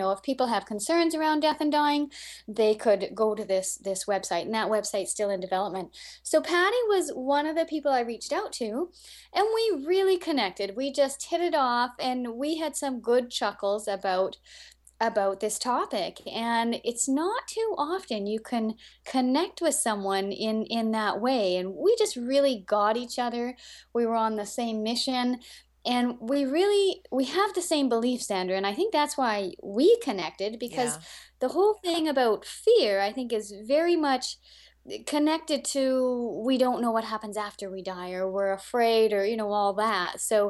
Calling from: Canada; This is …, and I live right next to the Arctic Ocean in Canada. So if you know where Edmonton is and just fly straight north until you hit the Arctic Ocean, that's me

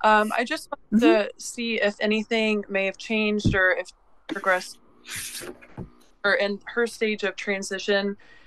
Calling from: Pensacola, Florida, United States; I'm calling from Pensacola, Florida.

